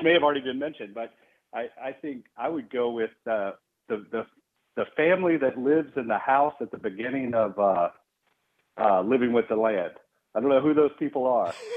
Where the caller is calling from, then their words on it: Charlotte, North Carolina, United States; calling from North Carolina.